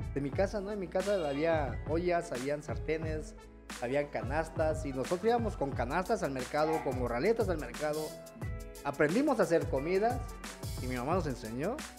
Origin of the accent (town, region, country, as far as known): Chiapa de Corzo, Chiapas, Mexico